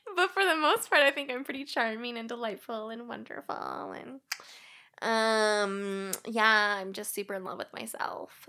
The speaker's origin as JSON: {"language": "English", "town": "Springfield", "region": "Missouri", "country": "United States", "tie": "born or raised there", "moved": "yes", "lives_now": "Washington, United States", "said": "I'm originally from Springfield, Missouri. That's where I grew up"}